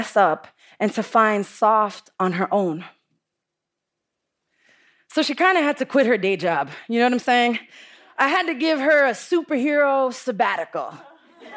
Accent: New York City, New York, United States; I'm from the Bronx, and the Bronx is tough

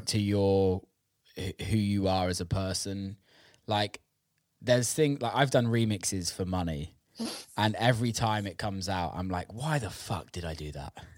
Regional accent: England, United Kingdom; I'm obviously British and grew yeah. up in England

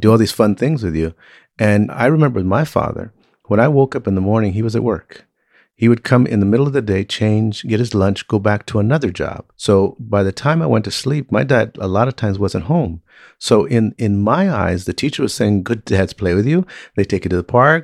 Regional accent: Compton, California, United States; I was raised in Compton, Watts, uh, California

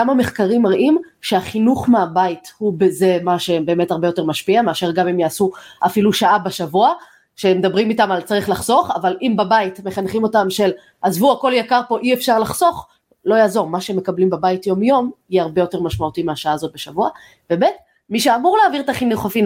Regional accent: Modi'in, Central District, Israel; גדלתי במודיעין

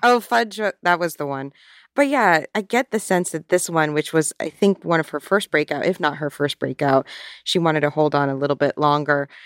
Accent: Florida, United States; my library growing up in Florida

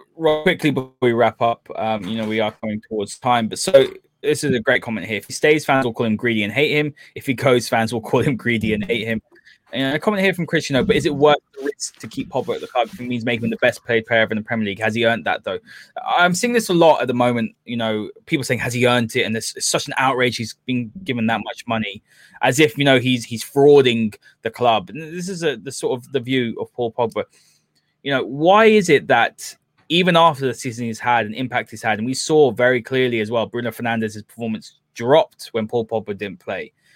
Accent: United Kingdom; we're, we're both British, you know, from here

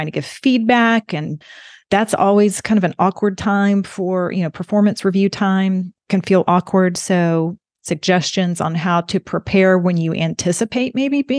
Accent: Alabama, United States; you don't sound like you're from Alabama. And I have modified my accent over the years. People used to make fun of me where I went.

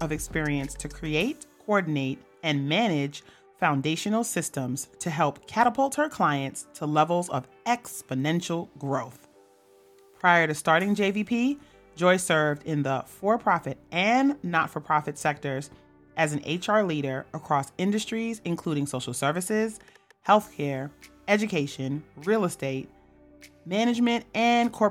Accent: New York, United States; I'm a New Yorker.

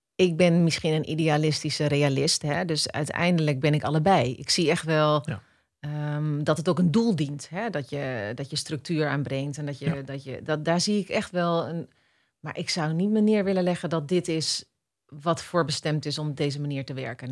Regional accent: Netherlands; wij ons beseffen als Nederlanders

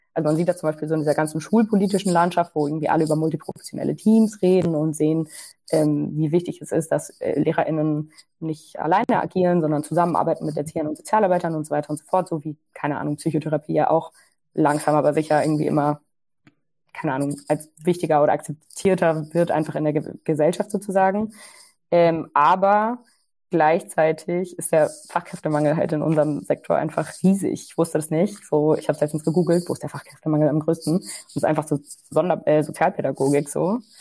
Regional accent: Ruhr area, North Rhine-Westphalia, Germany; ich komme aus dem Ruhrgebiet

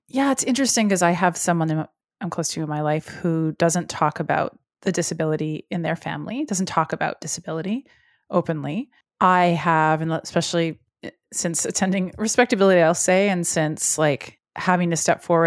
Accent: Edmonton, Alberta, Canada; we are both from Edmonton, Alberta

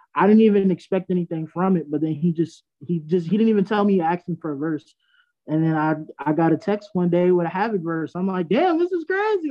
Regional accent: Freeport, New York, United States; I'm from Long Island, Freeport

